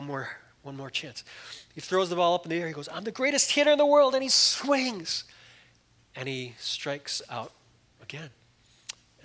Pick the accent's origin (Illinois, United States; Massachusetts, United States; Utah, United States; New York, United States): Illinois, United States; Chicago; moved away; I grew up in Chicago